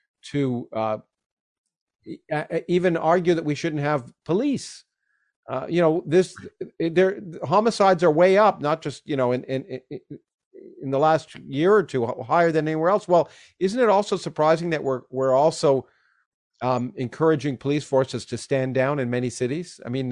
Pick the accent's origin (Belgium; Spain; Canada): Canada; I grew up in Canada and I grew up under a parliamentary system